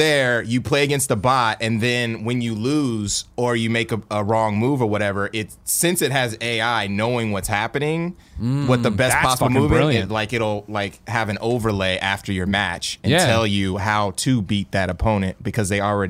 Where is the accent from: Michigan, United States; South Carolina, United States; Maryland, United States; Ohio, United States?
Ohio, United States; Columbus; now in San Francisco Bay Area, United States; I'm from Columbus.